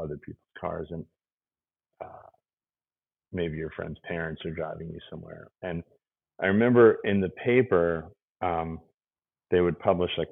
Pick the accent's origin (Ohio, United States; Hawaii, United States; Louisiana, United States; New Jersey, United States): New Jersey, United States; moved away as an adult; also born or lived in New York City, New York / Schenectady area, New York / Yonkers, New York / Chicago, Illinois; now in Philadelphia, United States; I moved to New Jersey when I was 8.